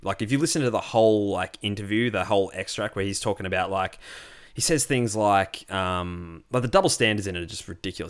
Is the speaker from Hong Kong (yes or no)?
no; Australia; also born or lived in Melbourne; As a white Australian